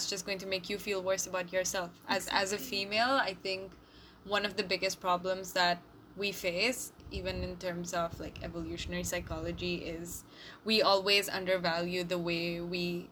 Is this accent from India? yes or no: yes; India; we're both Indian